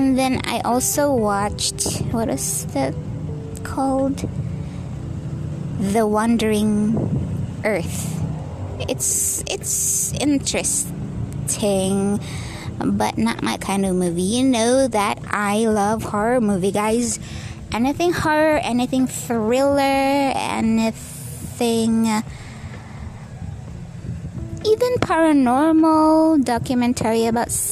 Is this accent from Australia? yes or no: no; Bohol, Central Visayas, Philippines; also born or lived in Dumaguete City, Negros Oriental; now in Dumaguete, Philippines; we are from Bohol. I'm just working here in Dumaguete.